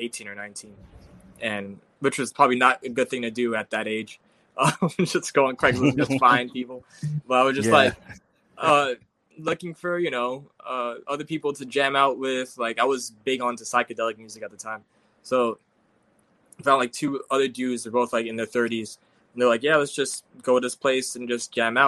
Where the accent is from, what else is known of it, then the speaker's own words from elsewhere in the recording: New York City, New York, United States; Brooklyn, born and raised. I'm actually grew up in Fort Greene and moved to East New York like 2 years ago